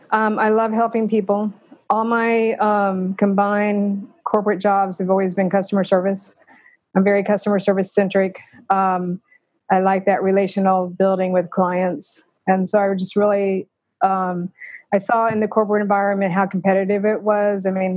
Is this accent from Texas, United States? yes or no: yes; Plano, Texas, United States; When my parents moved to Plano in 1969, so that tells you I've been he